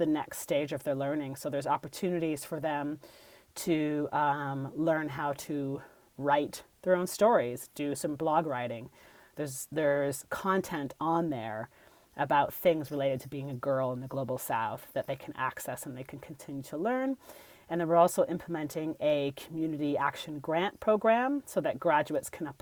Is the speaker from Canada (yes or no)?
yes; Canada; I'm a Canadian